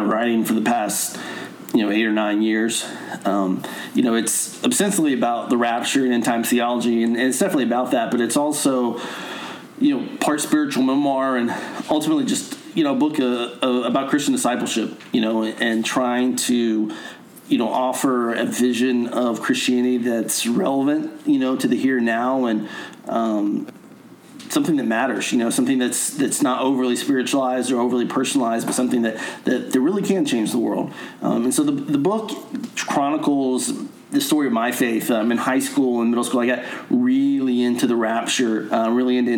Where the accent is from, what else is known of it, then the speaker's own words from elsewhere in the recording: Nashville, Tennessee, United States; moved away as an adult; also born or lived in Connecticut; I live in Nashville, which is my hometown.